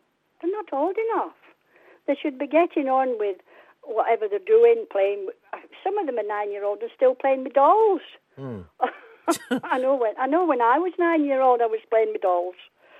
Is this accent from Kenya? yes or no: no; England, United Kingdom; I'm 75 now, every other weekend I was raised in England